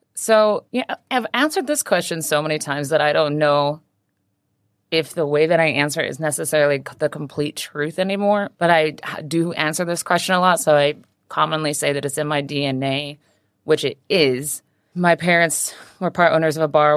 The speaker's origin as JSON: {"language": "English", "town": "Pocatello", "region": "Idaho", "country": "United States", "tie": "born or raised there", "also_born_or_lived": "Maui, Hawaii / Portland", "moved": "yes", "lives_now": "Hong Kong", "said": "I was born on Maui. I lived there till I was six, and then I was raised in a small town called Pocatello, Idaho"}